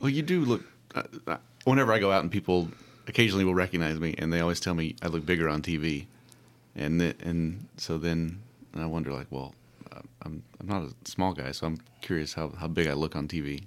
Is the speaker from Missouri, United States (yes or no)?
no; Clay City, Kentucky, United States; I grew up in Clay City